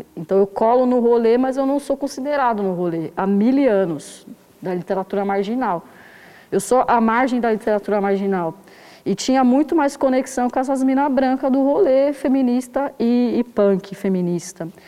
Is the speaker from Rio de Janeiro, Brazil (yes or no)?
no; São Paulo, Brazil; eu nasci em 1990 na zona sul de São Paulo, no Jardim Ângela